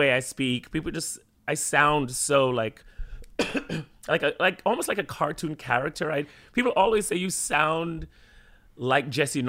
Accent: Jamaica; now in New York City, United States; growing up in Jamaica and then moving here and then speaking British English sometimes in Jamaica and then Jamaican English, obviously, with my friends and in school, and then moving here and then I was like, okay, no one's understanding what I'm saying, so I had to then speak American.

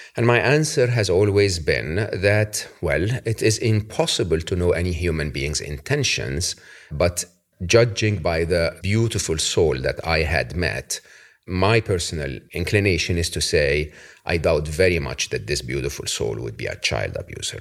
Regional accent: Egypt; moved away; I'm from Egypt, Your Holiness, originally

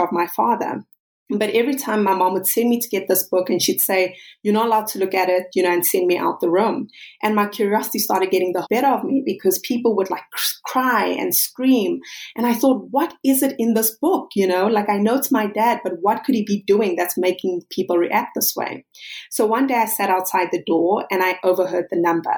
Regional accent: South Africa; I'm South African

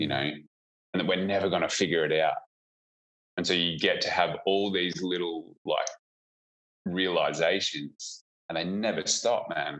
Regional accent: about an hour out of Melbourne, rural Victoria, Australia; now in Perth, Australia; I grew up in uh, rural Victoria, about oh, an hour yeah. out of Melbourne

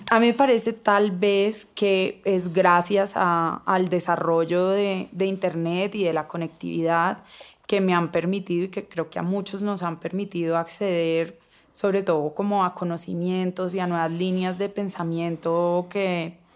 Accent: Cali, Valle del Cauca, Colombia; pues yo crecí en Cali eh, donde la feminidad es todo, las caleñas son

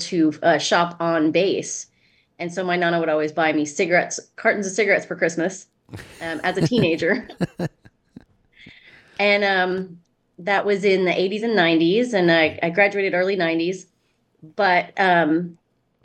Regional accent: El Paso, Texas, United States; also born or lived in Artesia, New Mexico; I grew up in El Paso, Texas, mostly, and in southern New Mexico

